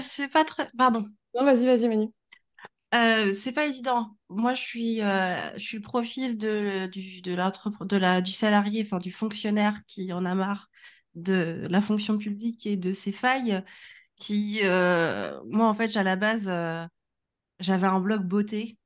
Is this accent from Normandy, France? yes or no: yes; Normandy, France; also born or lived in Congo; now in Nantes, France; je ne suis pas nantaise, j'habite à Nantes, euh, je viens de ma bonne vieille Normandie, et sinon, euh, je suis du Congo, donc je suis une Congolaise normande